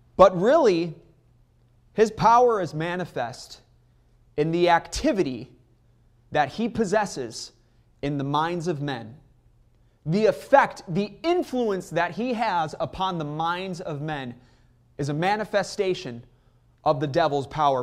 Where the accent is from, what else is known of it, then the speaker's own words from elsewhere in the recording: Chicago, Illinois, United States; I'm from Chicago.